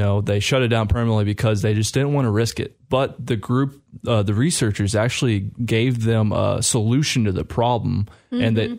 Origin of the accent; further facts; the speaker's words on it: Indiana, United States; moved away as an adult; now in Clarksville, United States; I'm actually from Indiana originally.